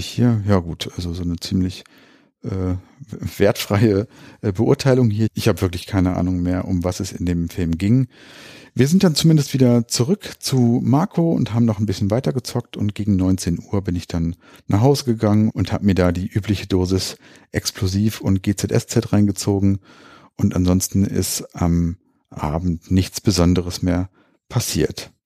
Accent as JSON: {"language": "German", "town": "Hanover", "region": "Lower Saxony", "country": "Germany", "said": "Das ist hier in Linden bei uns in Hannover"}